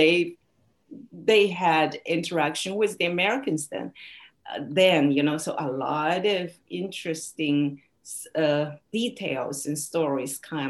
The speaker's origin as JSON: {"language": "English", "country": "China", "tie": "born or raised there", "second_language": "English", "moved": "yes", "said": "my hometown in China"}